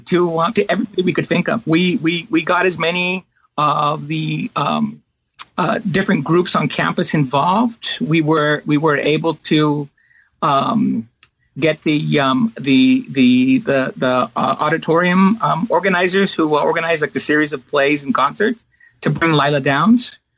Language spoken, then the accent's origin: English; Northern California, United States; also born or lived in Pennsylvania / Iowa; now in New Mexico, United States; I'm originally from California, from Northern California